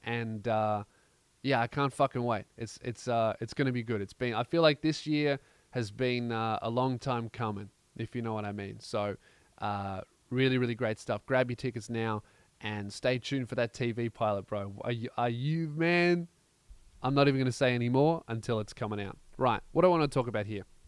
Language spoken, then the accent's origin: English; Melbourne, Victoria, Australia; in Melbourne, my hometown